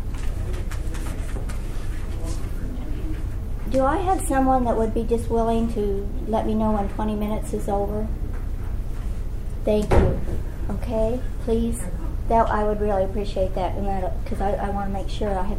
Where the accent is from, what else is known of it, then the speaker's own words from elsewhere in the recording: Colorado, United States; also born or lived in Louisiana; now in California, United States; I'm from Colorado